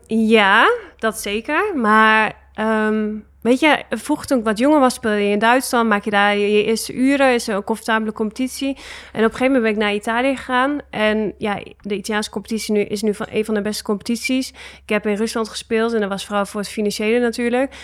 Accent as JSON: {"language": "Dutch", "country": "Netherlands", "also_born_or_lived": "Russia / Italy", "moved": "as an adult", "said": "wij als Nederlanders"}